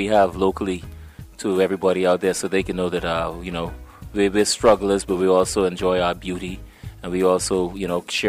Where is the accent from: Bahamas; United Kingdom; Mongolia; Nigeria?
Bahamas; growing up in the Bahamas